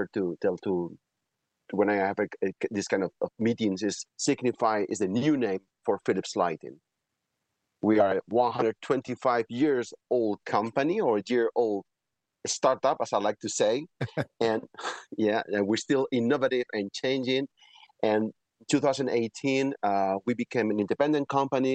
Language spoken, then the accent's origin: English; Spain; also born or lived in Belgium / France; born and raised in Spain, where I'm right now in Madrid offices.